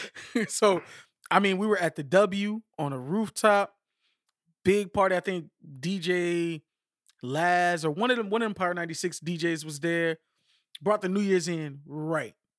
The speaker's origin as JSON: {"language": "English", "country": "United States", "said": "I'm American"}